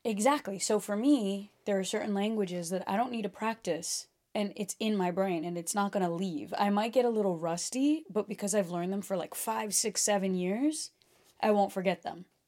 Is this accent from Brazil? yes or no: yes; Brazil; first language Portuguese; English is a second language; moved away; Portuguese, I was born speaking Portuguese. 'Cause we were born in Brazil